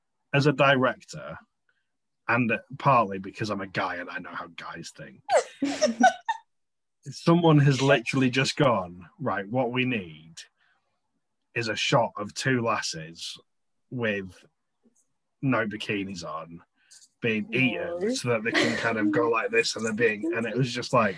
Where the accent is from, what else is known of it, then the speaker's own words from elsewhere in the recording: England, United Kingdom; Being English